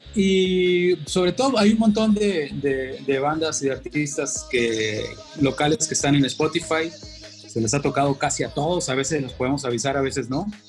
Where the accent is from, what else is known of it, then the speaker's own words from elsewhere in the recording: Culiacán, Sinaloa, Mexico; also born or lived in Monterrey; todo el pinche Culiacán, ¿qué es? Pues el rancho chico, güey. Somos pues norteños, provincianos.